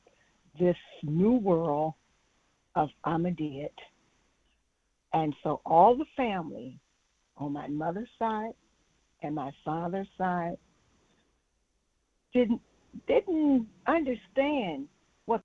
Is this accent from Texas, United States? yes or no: no; St. Louis, Missouri, United States; I grew up in St. Louis, Missouri, mostly